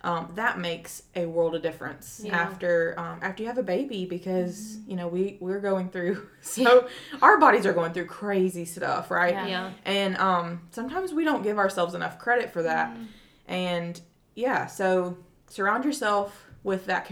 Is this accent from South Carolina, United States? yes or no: yes; South Carolina, United States; moved away as an adult; also born or lived in Nicaragua; I'm from South Carolina